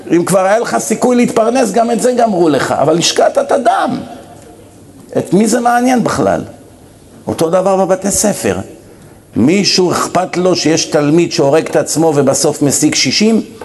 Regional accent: Israel; moved away as an adult; ואני גדלתי פה למרות הכל, למרות שאני כבר 27 שנים לא חי פה

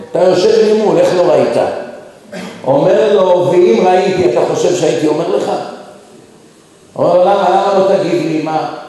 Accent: Israel; moved away as an adult; also born or lived in United States; ואני בתור ישראלי

